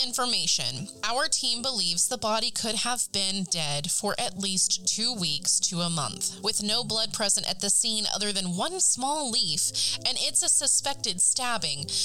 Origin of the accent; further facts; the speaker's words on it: Ada, Oklahoma, United States; we travel back to my hometown of Ada, Oklahoma